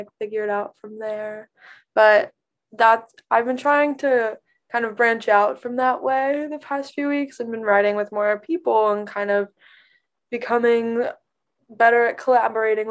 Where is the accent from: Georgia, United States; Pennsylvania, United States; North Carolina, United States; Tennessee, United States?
Tennessee, United States; Knoxville; I grew up in Knoxville, 2.5 hours outside of Nashville